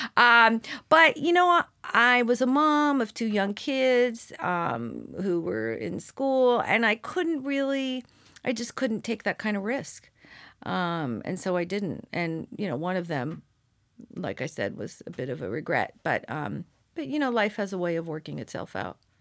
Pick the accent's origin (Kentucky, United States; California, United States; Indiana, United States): California, United States; Seal Beach; I grew up in Orange County